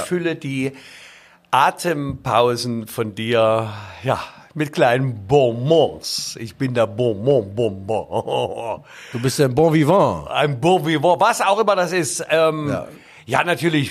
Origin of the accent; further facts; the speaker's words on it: Leipzig, Saxony, Germany; als Leipziger